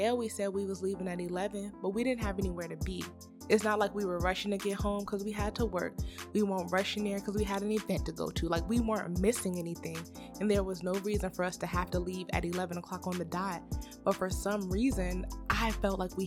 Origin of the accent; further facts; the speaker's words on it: Virginia, United States; moved away as an adult; now in Georgia, United States; me and my husband live in Georgia, but we're from Virginia. So we always go home